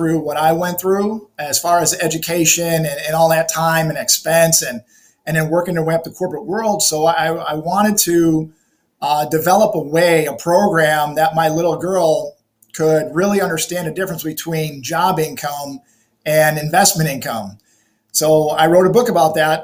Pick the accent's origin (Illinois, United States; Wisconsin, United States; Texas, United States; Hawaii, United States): Illinois, United States; Chicago; I was born and raised in Chicago